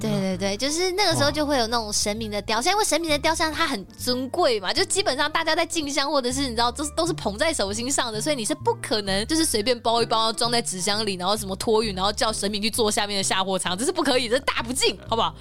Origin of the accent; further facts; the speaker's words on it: Taiwan; 我们是台湾人